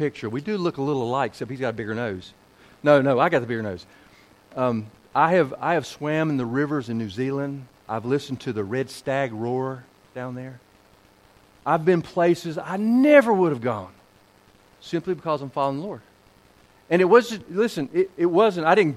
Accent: Kernersville, North Carolina, United States; moved away; I'm a Tar Heel, born down there, raised down there

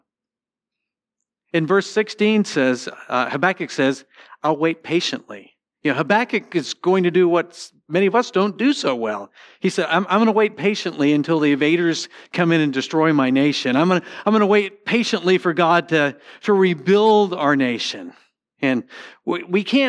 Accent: Connecticut, United States; moved away; also born or lived in St. Louis; when I grew up in Connecticut, we had a lot of Jewish people in our community

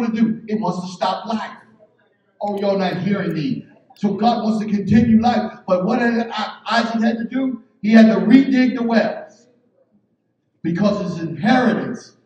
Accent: Philadelphia, Pennsylvania, United States; I'm from North Philly.

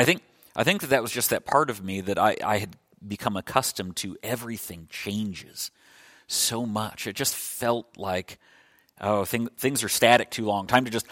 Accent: Illinois, United States; also born or lived in Scotland / New York / Minnesota; You know, I was born in Scotland, but I don't remember it. I mostly lived in Illinois, but also New York and also Minnesota, and that's okay.

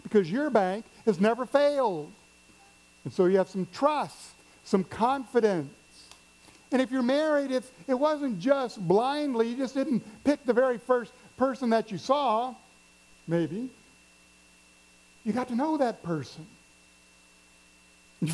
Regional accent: Missouri, United States; I'm from the Midwest, grew up in Missouri, never been to the coast till I was an adult.

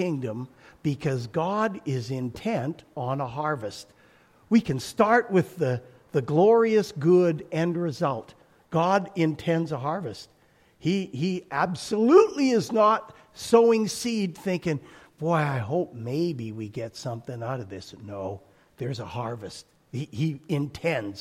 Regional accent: Alberta, Canada; My growing up in Alberta, I have pictures of wheat fields that go on forever

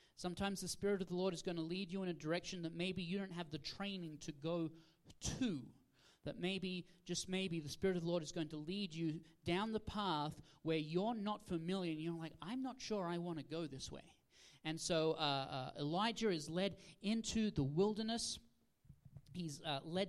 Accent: Australia; moved away; originally I'm from Australia

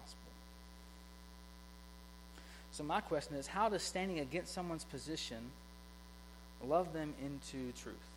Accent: South Georgia, United States; I grew up in a high school in South Georgia

